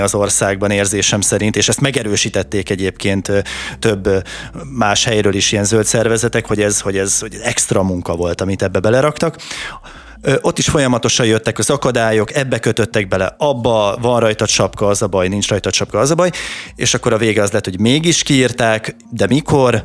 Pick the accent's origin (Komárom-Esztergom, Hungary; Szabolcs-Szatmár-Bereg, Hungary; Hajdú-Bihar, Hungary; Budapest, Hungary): Komárom-Esztergom, Hungary; Tata; én tataiként